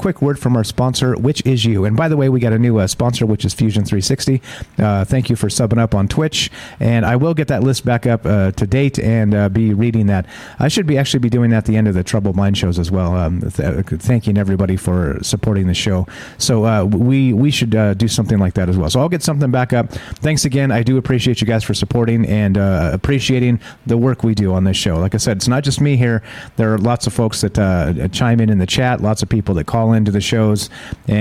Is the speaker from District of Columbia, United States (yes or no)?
no; California, United States; moved away; I grew up in California